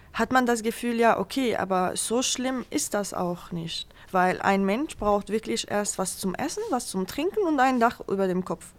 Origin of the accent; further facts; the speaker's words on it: Syria; German is a second language; moved away as an adult; now in Germany; weil ich auch aus Syrien komme